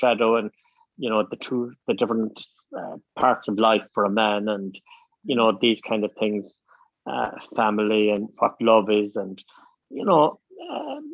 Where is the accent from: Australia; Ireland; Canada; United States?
Ireland; moved away as an adult; also born or lived in Abu Dhabi; being Irish